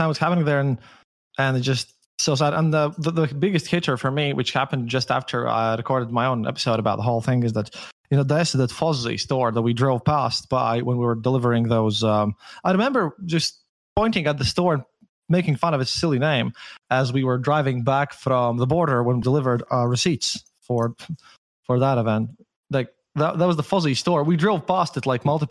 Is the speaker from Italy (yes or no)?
no; Latvia; I'm Latvian